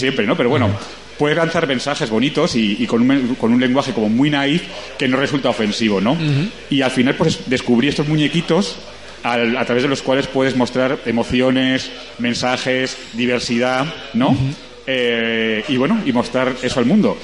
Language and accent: Spanish; Sant Joan d'Alacant, Valencian Community, Spain; moved away as an adult; yo soy de Alicante, soy de San Juan, eh, pero bueno, alicantino, De, de, pura cepa.